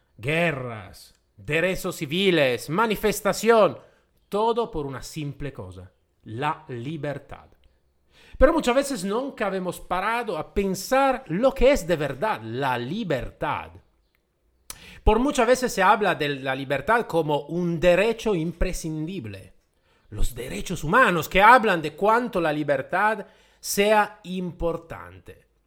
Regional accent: Italy; first language Italian; Spanish is a second language; yo soy de origen eh, itálica, ¿vale? El mi idioma madre es el italiano.

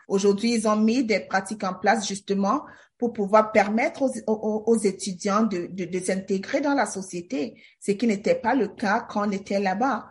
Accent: Douala, Littoral, Cameroon; moved away as an adult; also born or lived in Berlin, Germany; now in Windsor, Canada; je suis née à Douala j'ai vécu toute ma vie euh, d'abord en Dogbon, un quartier dans la région de Bassa et ensuite à la cité des Palmiers, la banlieue la plus cool de Douala

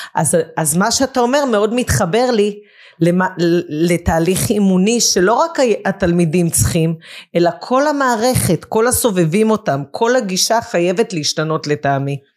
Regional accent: Israel; גדלתי בקיבוץ

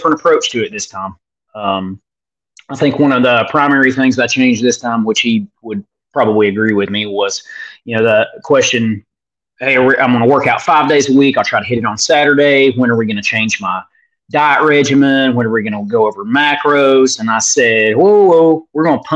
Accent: Northeast Tennessee, United States; accent: Hick

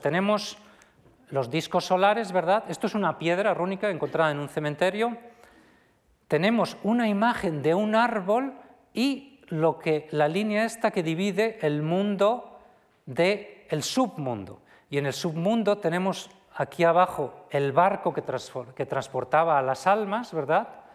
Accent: Viana de Cega, Castile and León, Spain; mi pueblo, de Viana de Cega

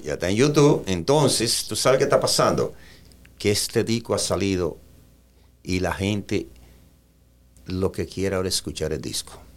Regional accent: Jarabacoa, La Vega, Dominican Republic; moved away as an adult; also born or lived in Santo Domingo, Dominican Republic / New York, United States / West Palm Beach, United States; now in United States; yo nací en La Vega, pero me crié en Jarabacoa

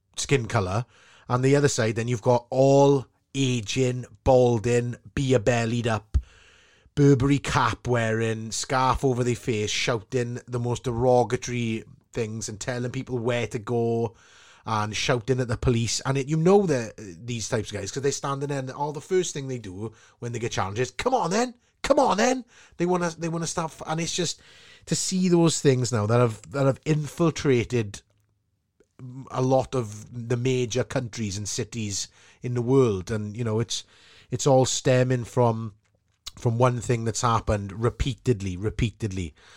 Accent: Port Talbot, Wales, United Kingdom; from Sam Fields in Port Albert

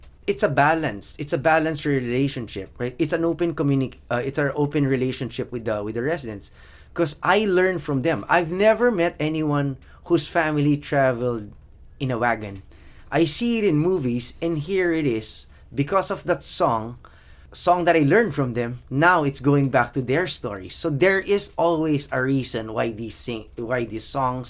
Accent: Philippines; I was born in the Philippines. My parents had 7 kids. I was the 6th of 7. We didn't really have much

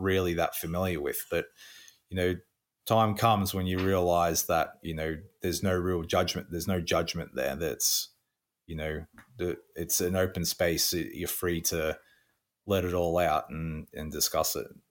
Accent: country Victoria, Australia; moved away as an adult; also born or lived in Pacific Islands; now in St. Catharines, Canada; I'm Australian. Born, uh, southeast of Australia, uh, country Victoria

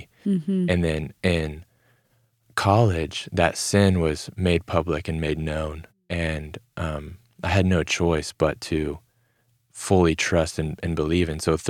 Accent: the South, United States; growing up in a Christian home, growing up in the Bible Belt

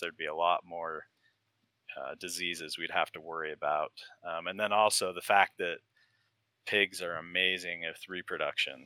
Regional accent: Utah, United States; now in Virginia, United States; I grew up in Utah, and there's not as much vegetation

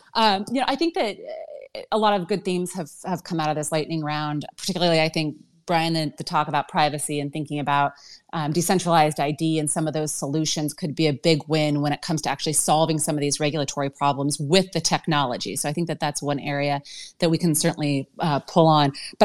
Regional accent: Wyoming, United States; I'm from Wyoming, so I have to give a shout out to the cowboy state

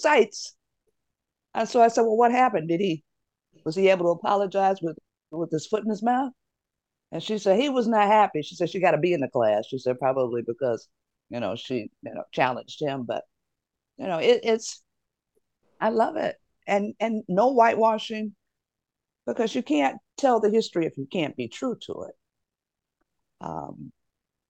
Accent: Detroit, Michigan, United States; my hometown of Detroit

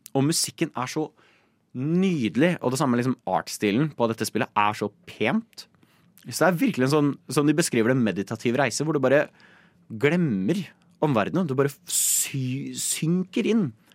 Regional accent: Nittedal, Akershus, Norway; jeg er uh, fra Nittedal

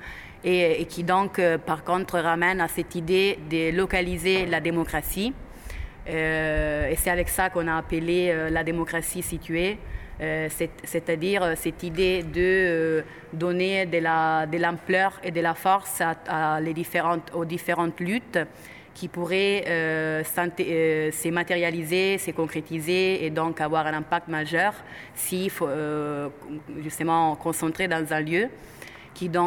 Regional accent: Italy; moved away; Je suis italienne.

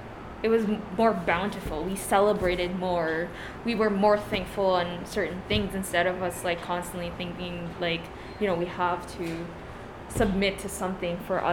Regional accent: Philippines; because, like, being Filipino, we're allowed.

